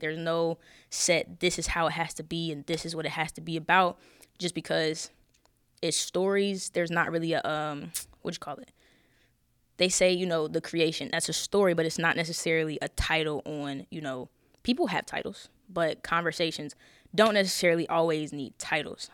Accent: Charlotte, North Carolina, United States; I'm from Charlotte. I ain't tell y'all that. I'm from Charlotte.

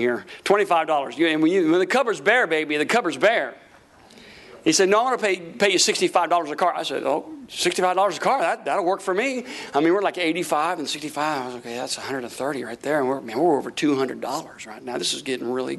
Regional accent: Tampa, Florida, United States; moved away as an adult; also born or lived in Tulsa, Oklahoma; we're from Tampa, Florida.

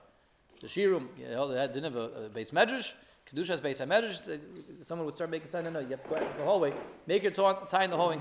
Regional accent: Denver, Colorado, United States; moved away; I grew up in Denver, I went to Masifta in Denver, Colorado

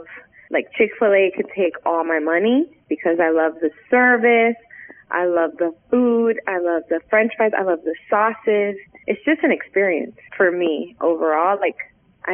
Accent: United States; My parents are from Puerto Rico, and I grew up in the States

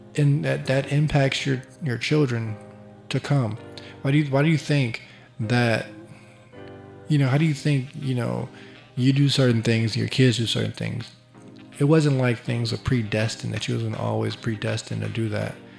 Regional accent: Chicago, Illinois, United States; I'm from Chicago

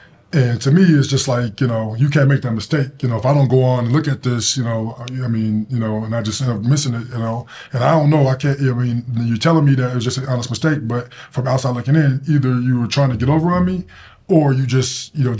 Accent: Denver, Colorado, United States; Denver, Colorado.

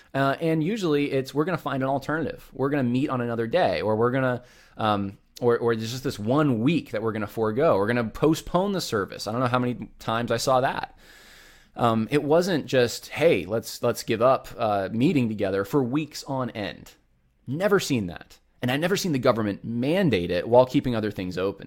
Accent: Northeast, United States; moved away; I grew up in the Northeast

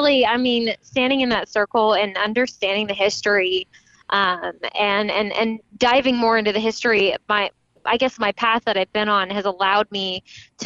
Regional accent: Texas, United States; also born or lived in Tulsa, Oklahoma; growing up in Texas

